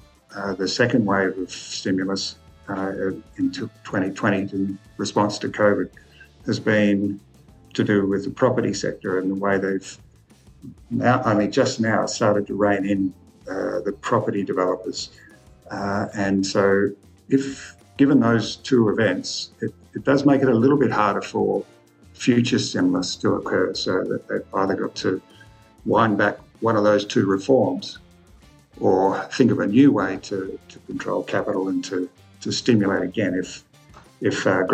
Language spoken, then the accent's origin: English; Pinjarra, Western Australia, Australia; I grew up in Pinjarra in the 1970s